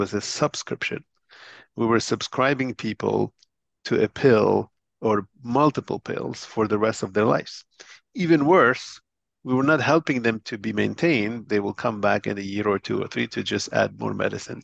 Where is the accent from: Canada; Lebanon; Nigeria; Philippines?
Lebanon; moved away as an adult; also born or lived in Boston, United States; I was born in Lebanon and grew up in Lebanon